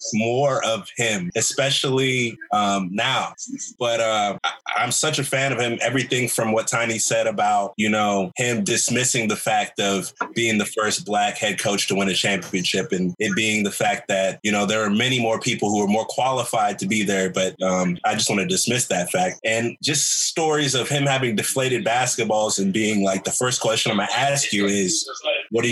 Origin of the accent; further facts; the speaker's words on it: Charleston, South Carolina, United States; moved away as an adult; also born or lived in Arizona; growing up in Charleston, South Carolina